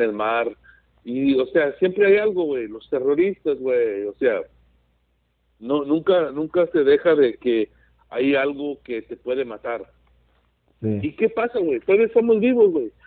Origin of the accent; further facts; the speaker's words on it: California, United States; aquí me siento a gusto, aquí mi tierra